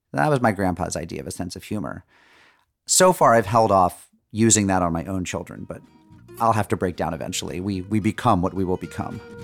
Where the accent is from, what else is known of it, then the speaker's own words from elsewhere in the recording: Springfield, Massachusetts, United States; I'm from Springfield, Massachusetts.